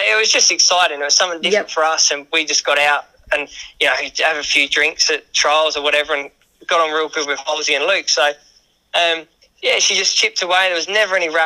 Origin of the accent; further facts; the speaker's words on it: England, United Kingdom; now in Western Australia, Australia; I'm from England originally